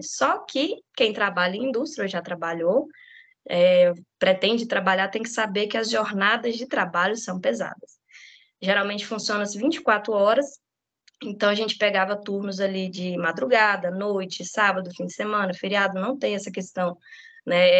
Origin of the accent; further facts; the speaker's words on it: Formosa, Goiás, Brazil; eu sou nascida e criada em Formosa